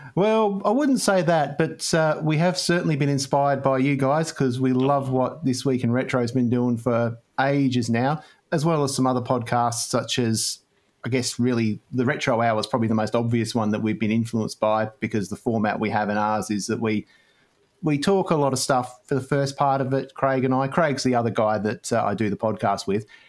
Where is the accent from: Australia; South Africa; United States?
Australia; we're Australian